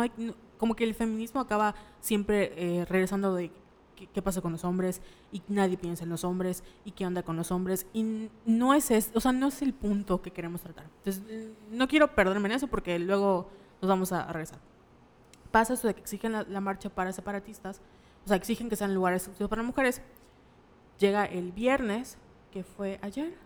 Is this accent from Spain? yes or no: no; Mérida, Yucatán, Mexico; nosotros somos de Mérida, la ciudad de la paz, la ciudad blanca